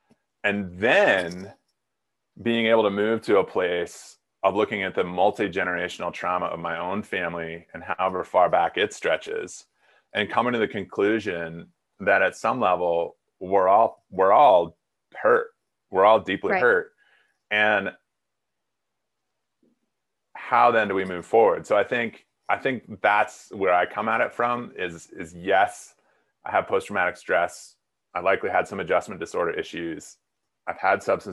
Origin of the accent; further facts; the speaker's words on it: South Dakota, United States; moved away as an adult; also born or lived in Mississippi; I grew up in South Dakota.